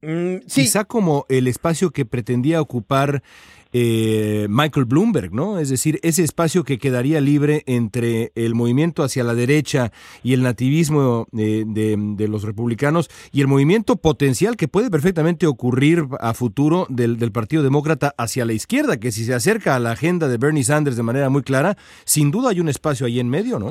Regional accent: Mexico; now in Los Angeles, United States; el país donde, donde nací yo

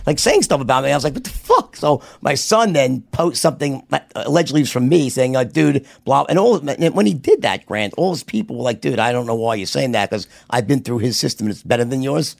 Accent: New York, United States; accent: New York; me with my New York accent

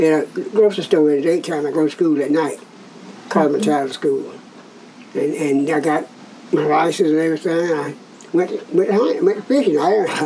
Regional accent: Albany, Georgia, United States; moved away as an adult; also born or lived in Sylvester, Georgia / Avon Park, Florida; now in Gainesville, United States; I was born in Sylvester, Georgia, Albany, Georgia. So, yeah, Albany, Georgia.

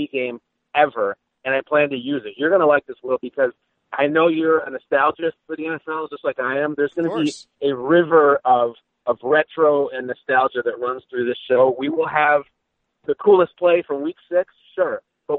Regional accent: Chicago, Illinois, United States; moved away; also born or lived in Los Angeles / New York; I grew up in Chicago

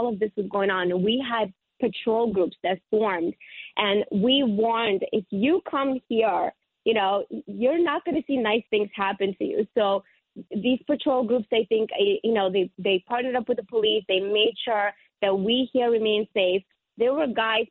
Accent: Ukraine; now in Sheepshead Bay, Brooklyn, United States; I come from the Ukraine.

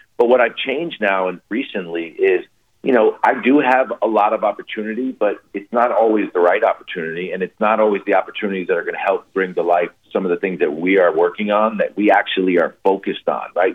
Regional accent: New York City, New York, United States; I grew up in New York City

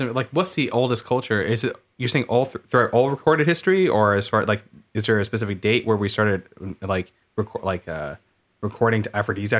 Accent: California, United States; We're from California.

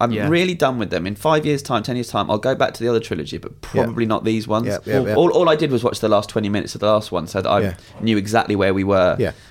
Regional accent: United Kingdom; because I'm so British

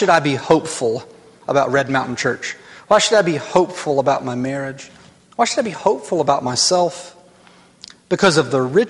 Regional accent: North Alabama, United States; I grew up in North Alabama

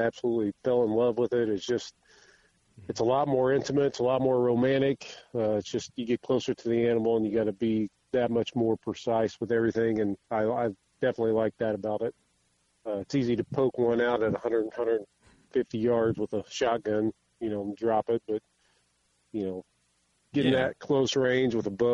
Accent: Edinburgh, Indiana, United States; also born or lived in Franklin, Indiana; I'm from Franklin, Indiana. I originally grew up in Edinburgh, which is just about 20 miles south here of Franklin

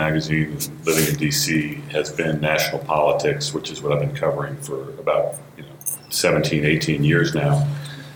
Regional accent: New England, United States; I grew up in New England.

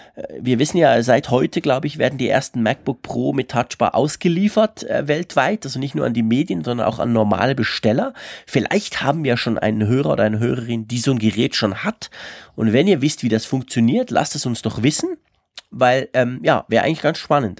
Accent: Switzerland; accent: Swiss; ich spreche halt als Schweizer ein bisschen anders

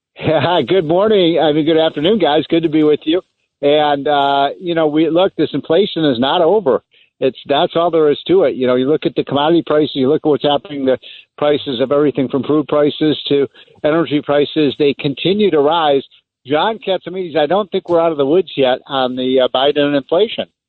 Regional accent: Chicago, Illinois, United States; I'm from Chicago.

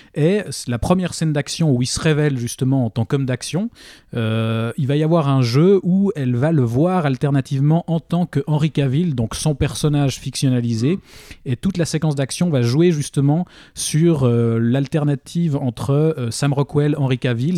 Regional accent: Switzerland; chez nous en Suisse

